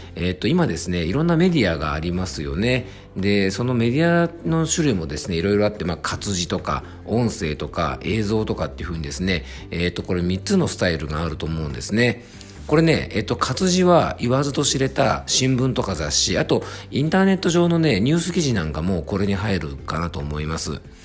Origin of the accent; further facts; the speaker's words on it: Fuefuki, Yamanashi, Japan; 僕の地元は伊佐温泉という温泉町